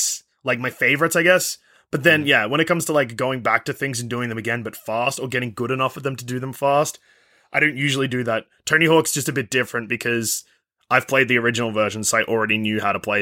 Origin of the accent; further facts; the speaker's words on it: Australia; As an Australian